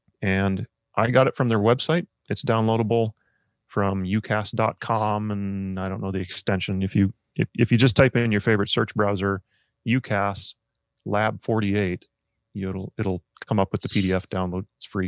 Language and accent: English; United States; Because we're Americans